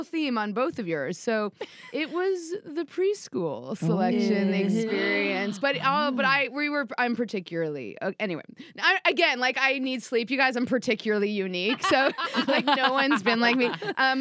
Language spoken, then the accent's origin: English; New York City, New York, United States; I grew up in New York City